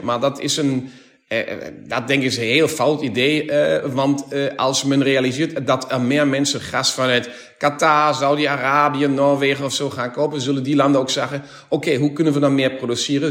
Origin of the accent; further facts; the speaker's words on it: Germany; Dutch is a second language; wij als Duitsers